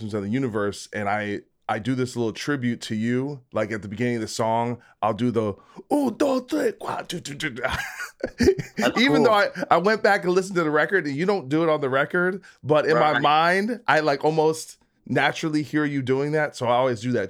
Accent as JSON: {"language": "English", "region": "New Jersey", "country": "United States", "said": "I'm from Jersey."}